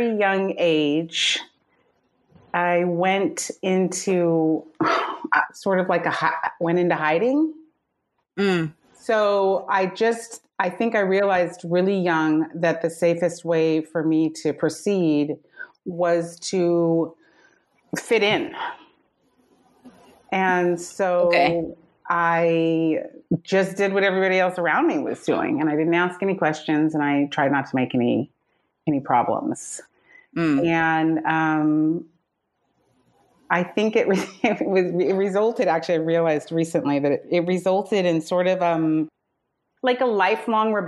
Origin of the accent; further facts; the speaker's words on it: San Anselmo, California, United States; also born or lived in San Francisco / San Geronimo Valley; So I grew up in a little place called San Anselmo